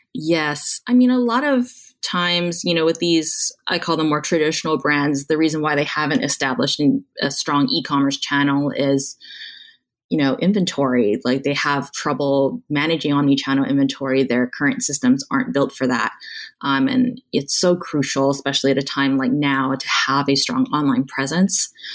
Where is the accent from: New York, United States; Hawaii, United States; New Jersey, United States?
Hawaii, United States; Honolulu; moved away as an adult; also born or lived in Stanford, California; I was born and raised in Honolulu, Hawaii